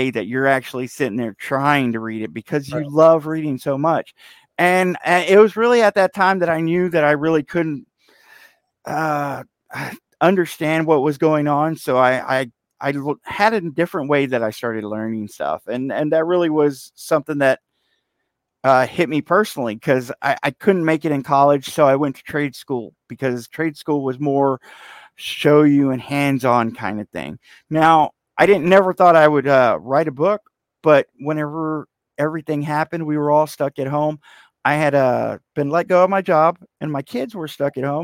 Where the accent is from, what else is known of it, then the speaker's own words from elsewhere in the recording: Fort Worth, Texas, United States; I grew up here, Fort Worth, Texas, born and raised